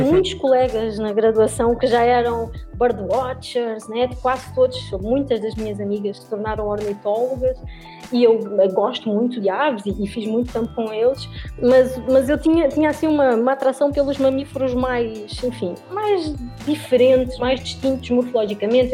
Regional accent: Lisbon, Portugal; moved away as an adult; now in southern Brazil; eu sou portuguesa, eu nasci em Lisboa

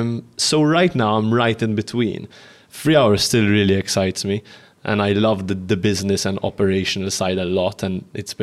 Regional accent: Malta; we're starting a podcast called Growing Pains, which is talks about the pains of growing up in Malta.

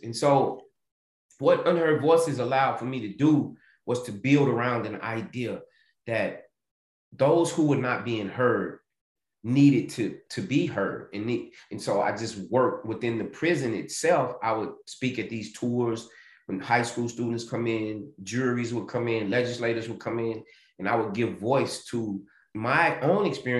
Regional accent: the South, United States; And growing up in the South, still having slave practices, plantation ways.

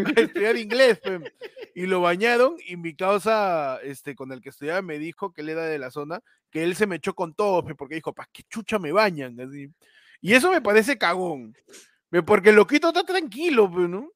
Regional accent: Peru; yo soy un periodista peruano

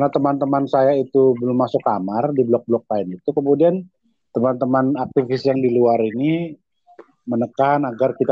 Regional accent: Medan, North Sumatra, Indonesia; karena pengurusnya ternyata orang Medan dan saya orang Medan.

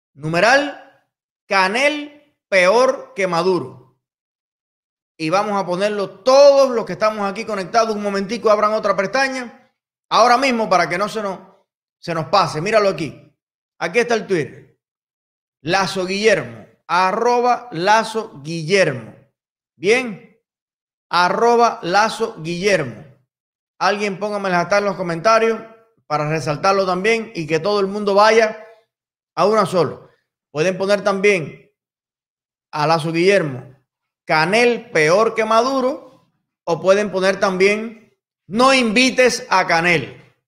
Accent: Cuba; mi pueblo de Cuba

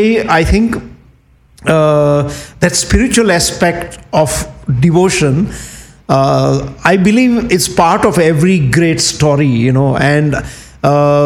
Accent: Kathiawar, Gujarat, India; moved away; when you grow up in Indian countryside, like the where I grew up in Kathiawad, which is in Gujarat

